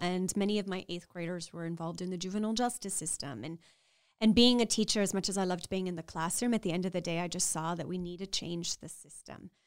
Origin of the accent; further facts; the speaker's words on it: Laredo, Texas, United States; growing up in South Texas on the U S-Mexico border in Laredo, and as a, I'm a proud Mexican American